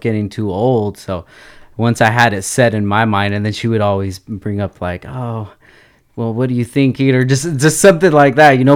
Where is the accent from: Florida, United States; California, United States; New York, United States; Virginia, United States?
California, United States; Oxnard; I grew up, born and raised in Oxnard